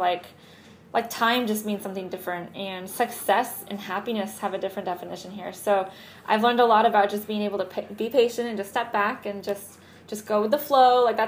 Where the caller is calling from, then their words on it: Barranquilla, Atlántico, Colombia; Technically, I live in Puerto Colombia, but today I'm Skyping in from Barranquilla.